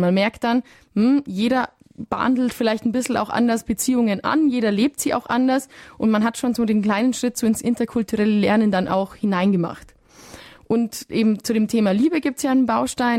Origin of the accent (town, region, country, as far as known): Germany